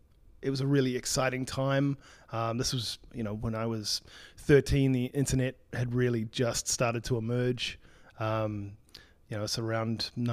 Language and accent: English; New Zealand; In fact, I'm half American, half New Zealand. {S0} Oh. {S1} A New Zealander, yeah.